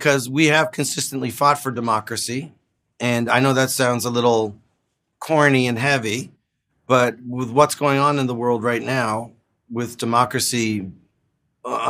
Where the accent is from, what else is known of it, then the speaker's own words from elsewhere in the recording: Canada; as a Canadian